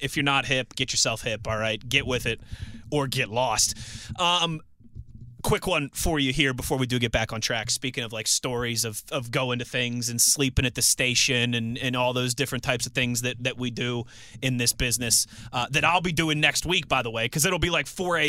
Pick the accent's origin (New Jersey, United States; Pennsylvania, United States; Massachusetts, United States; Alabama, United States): Pennsylvania, United States; Pittsburgh; also born or lived in Youngstown, Ohio / Philadelphia; I worked in Philadelphia for WIP, which is the Eagles and the Phillies radio station, for 3 years before getting this job back here in my hometown and moving back to Pittsburgh. I moved to Philadelphia the day of the Pittsburgh Penguins 2016 Stanley Cup Parade